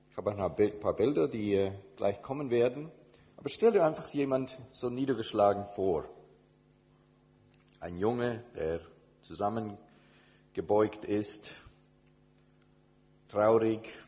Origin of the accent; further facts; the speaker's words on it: Indonesia; also born or lived in United States / Switzerland; now in Germany; Ich bin in Indonesien, also in Amerika geboren, in Indonesien als äh, Kind von Missionars, Missionaren aufgewachsen und äh, dann zurück nach Amerika, um mein theologisches Studium zu machen